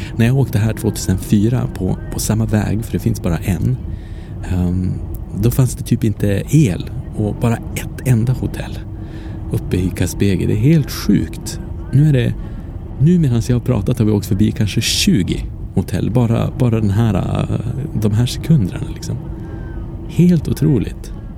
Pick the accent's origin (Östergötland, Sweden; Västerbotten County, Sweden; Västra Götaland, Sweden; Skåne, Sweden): Västerbotten County, Sweden; Umeå; also born or lived in Paris, France; Umeå där jag kommer ifrån